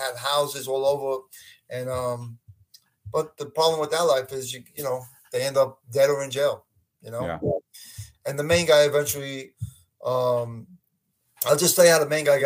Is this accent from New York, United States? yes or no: yes; Brooklyn, New York, United States; growing up in Brooklyn with the mob guys and then becoming a cop